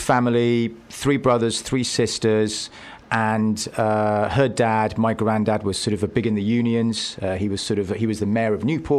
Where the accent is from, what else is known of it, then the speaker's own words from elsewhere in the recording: Nicosia, Cyprus; moved away as an adult; I was born in Nicosia, which is the capital.